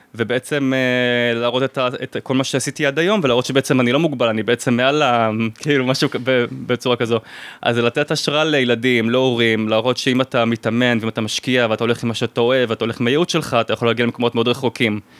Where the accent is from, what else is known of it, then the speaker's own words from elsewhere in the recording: Israel; moved away as an adult; also born or lived in France; אני ועוד שני ישראלים